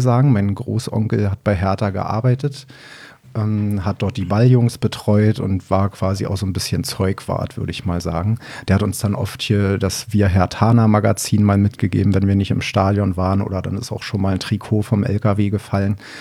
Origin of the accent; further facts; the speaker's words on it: Hennigsdorf, Brandenburg, Germany; now in Cologne, Germany; Ich bin gebürtig aus Brandenburg, also im Berliner Umland groß geworden, in Oberhavel